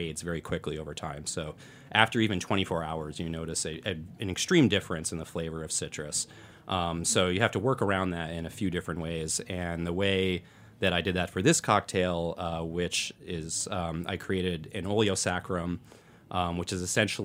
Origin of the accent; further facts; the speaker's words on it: Vermont, United States; moved away as an adult; now in New York, United States; I had actually sort of retreated back to my hometown area in Vermont